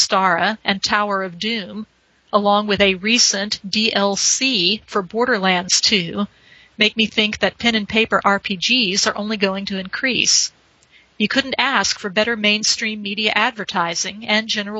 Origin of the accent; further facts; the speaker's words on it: San Antonio, Texas, United States; also born or lived in Corpus Christi, Texas; I was born in San Antonio, so I am from there.